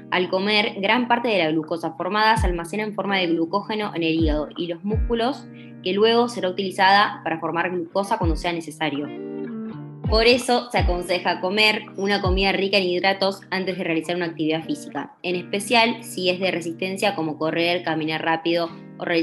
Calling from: Puerto Madryn, Chubut, Argentina; de Puerto Madryn y tengo 20 años.

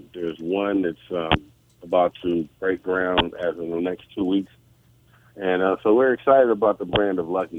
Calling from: Oakland, California, United States; We're in California. I'm in the Bay Area, Oakland, California.

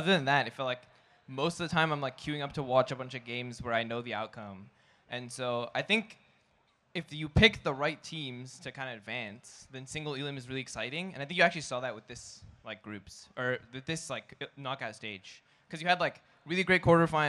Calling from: Seattle, Washington, United States

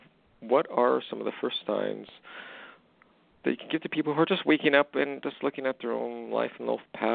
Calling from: Alberta, Canada; I'm calling from Alberta.

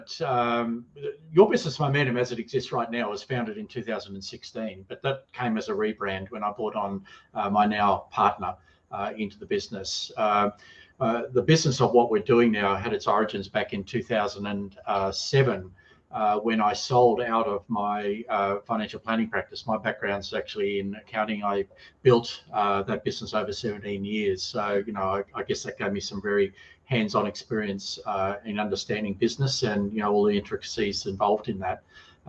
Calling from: Brisbane, Queensland, Australia; I'm actually in Brisbane, Australia, so where the cricket is.

